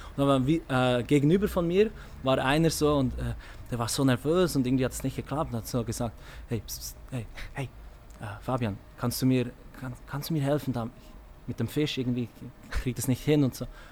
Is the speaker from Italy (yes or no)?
no; Switzerland; geboren in der Schweiz